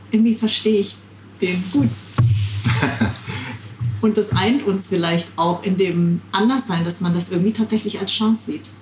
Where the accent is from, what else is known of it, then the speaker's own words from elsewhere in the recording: Darmstadt, Hesse, Germany; ich bin in Darmstadt geboren